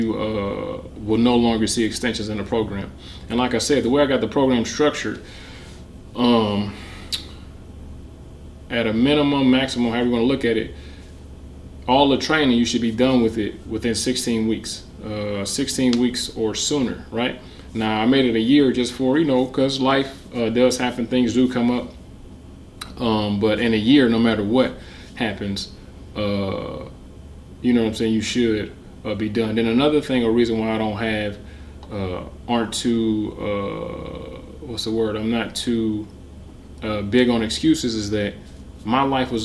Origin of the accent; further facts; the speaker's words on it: Detroit, Michigan, United States; I'm from Detroit